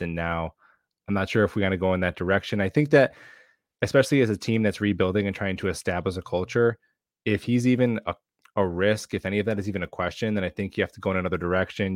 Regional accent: Long Island, New York, United States; I was born and raised in Long I, Long Island, a family of Jets fans

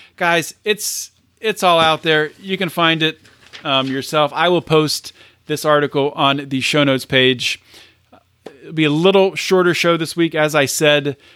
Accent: United States; I'm an American

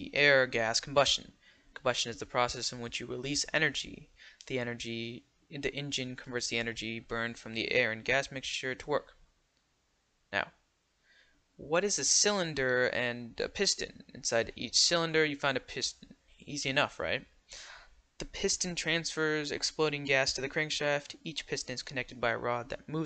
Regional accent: United States; I'm American

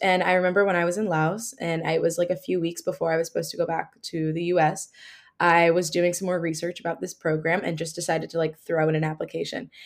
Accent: New Jersey, United States; I'm originally from New Jersey

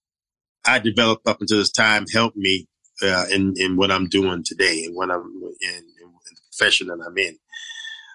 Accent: New York City, New York, United States; growing up in Brooklyn

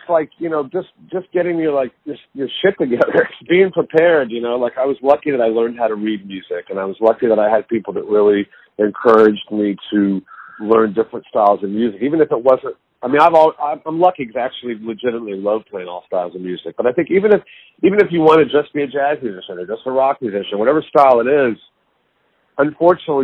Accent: Dallas, Texas, United States; now in New York, United States; growing up in Dallas with my teacher, Henry Opstahl

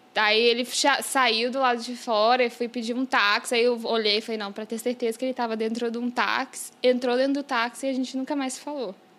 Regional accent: Brazil; now in New York, United States; eu já morei no Brasil e que minha família mora lá e eu tenho essa sou bilíngue

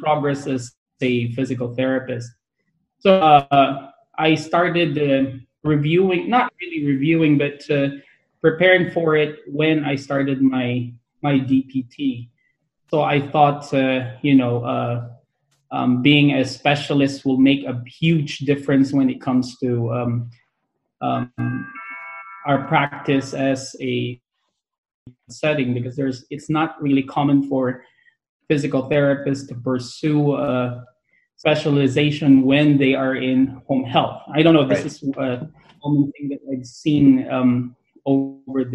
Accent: Lingayen, Pangasinan, Philippines; moved away as an adult; now in California, United States; I am a true-blooded Provinciano from Lingen, Pangasinan. So I was born in Lingen, Pangasinan in the Philippines.

